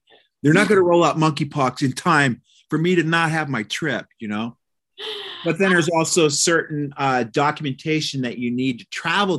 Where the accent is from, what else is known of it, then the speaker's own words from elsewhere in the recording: Omaha, Nebraska, United States; I'm freaking from Omaha, Nebraska, bro. I'm from the breadbasket. I'm freaking hardcore American.